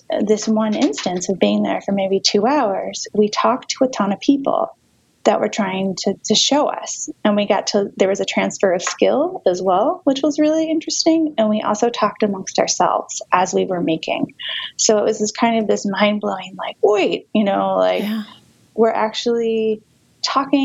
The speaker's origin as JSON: {"language": "English", "town": "Charlotte", "region": "North Carolina", "country": "United States", "tie": "born or raised there", "said": "I grew up in Charlotte, which for a long time was seen as a very conservative banking town"}